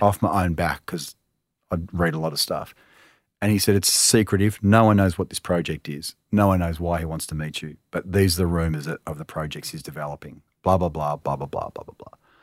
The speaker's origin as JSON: {"language": "English", "town": "Melbourne", "region": "Victoria", "country": "Australia", "tie": "born or raised there", "said": "I'm from Melbourne"}